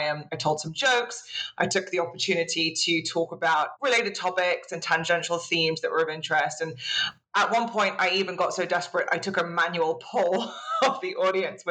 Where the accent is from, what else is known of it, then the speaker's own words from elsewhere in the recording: United Kingdom; being British and self-deprecating comes naturally